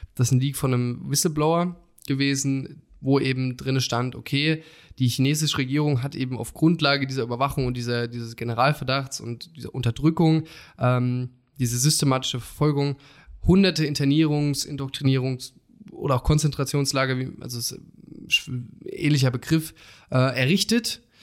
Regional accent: Germany; als Deutsche

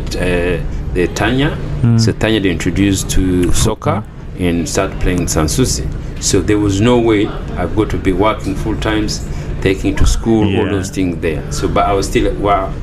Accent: Rwanda; moved away as an adult; now in Australia; when I grew up in Rwanda, when I finished, so I used to work for my dad's business

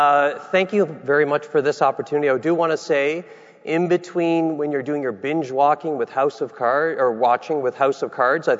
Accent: Nunatsiavut, Newfoundland and Labrador, Canada; I'm from Nunatsiavut, which is in Labrador.

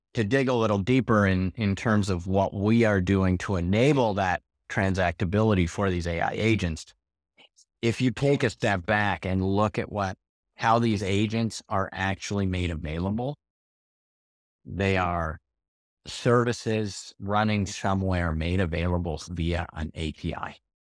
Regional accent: Canada; moved away as an adult; now in Portugal; I'm a Canadian transplant to Portugal

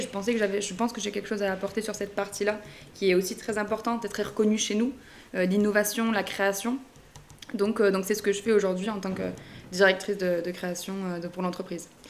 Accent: Narbonne, Occitania, France; je suis originaire de Narbonne dans le Languedoc

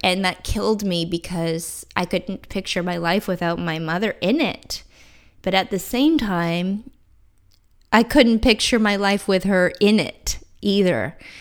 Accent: Canada; I bought a small condo in my hometown

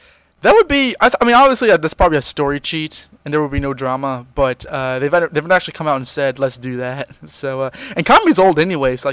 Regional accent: United States; I'm American

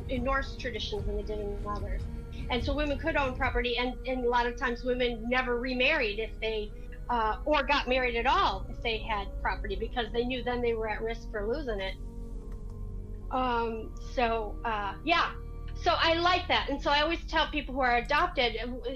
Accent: New York, United States; moved away as an adult; now in Florida, United States; I'm not Southern. I'm from New York

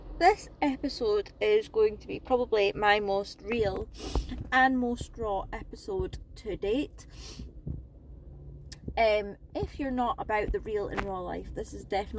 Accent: Scotland, United Kingdom; moved away as an adult; also born or lived in south of England; now in England, United Kingdom; I'm initially from Scotland and I moved down south at the start of the first lockdown of the pandemic

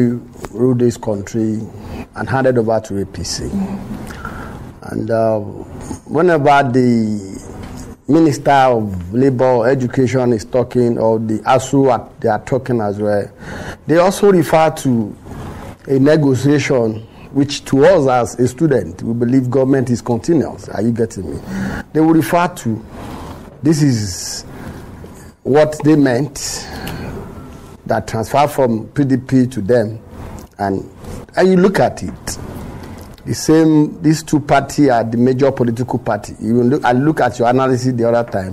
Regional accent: Nigeria; we are growing up as a Nigerian

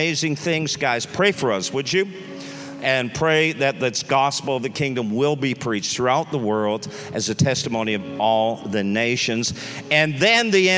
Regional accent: Canada; now in Dallas, United States; we live in Texas, in Dallas, Texas, but we are Canadians.

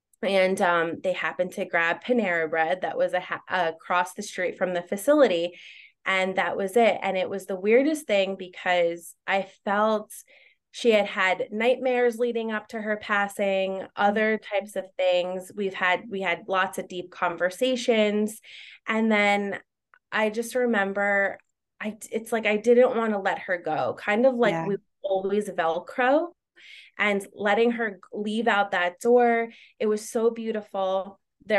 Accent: New Jersey, United States; now in Long Island, United States; Like, I'm from New Jersey and we moved to Long Island and everything happened so fast.

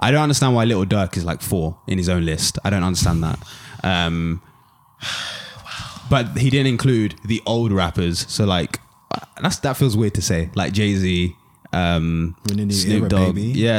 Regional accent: Jamaica; I'm a Jamaican.

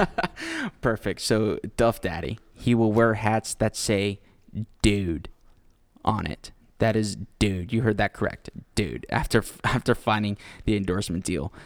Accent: Houston, Texas, United States; we are from Houston. And since we're from Houston

